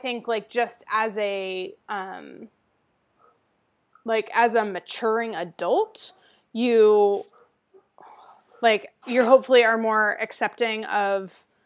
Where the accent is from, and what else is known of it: United States